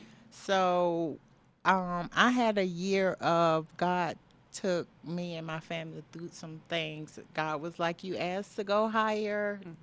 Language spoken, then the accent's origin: English; North Florida, United States; moved away as an adult; now in Colorado, United States; growing up in Florida, we never had that.